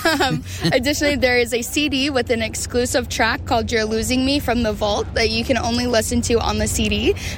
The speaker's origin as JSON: {"language": "English", "town": "West Chester", "region": "Ohio", "country": "United States", "also_born_or_lived": "Cincinnati, Ohio", "moved": "yes", "lives_now": "St. Louis, United States", "said": "I'm from Westchester, Ohio."}